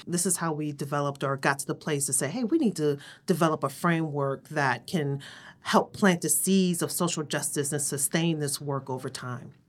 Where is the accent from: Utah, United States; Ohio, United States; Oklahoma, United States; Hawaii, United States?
Ohio, United States; Cleveland; I grew up in Cleveland, Ohio, on the east side